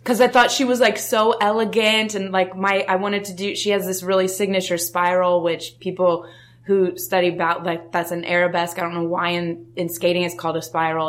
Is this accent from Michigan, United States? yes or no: no; Denver, Colorado, United States; I grew up in Denver, Colorado.